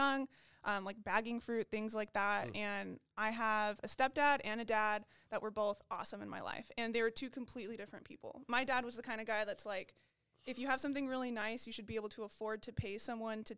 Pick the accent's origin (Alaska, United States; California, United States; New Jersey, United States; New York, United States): California, United States; Beaumont; I am from Beaumont, California.